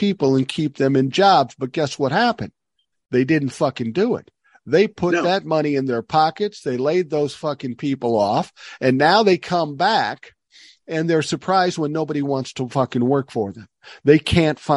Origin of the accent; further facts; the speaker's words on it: Minnesota, United States; in Minnesota, I'm so proud of my home state